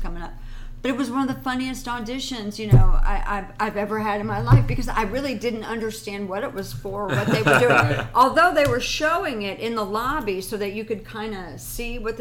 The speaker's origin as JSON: {"language": "English", "town": "Miami Beach", "region": "Florida", "country": "United States", "tie": "born or raised there", "moved": "yes", "lives_now": "California, United States", "said": "I grew up in Miami Beach"}